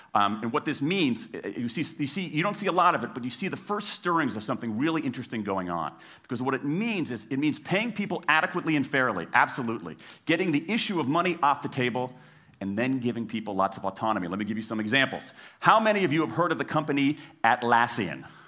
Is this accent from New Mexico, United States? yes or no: no; Washington, District of Columbia, United States; my hometown of Washington, D C